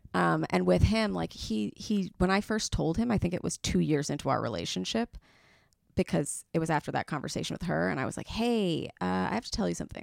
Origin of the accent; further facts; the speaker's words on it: New York City, New York, United States; I'm from the Upper East Side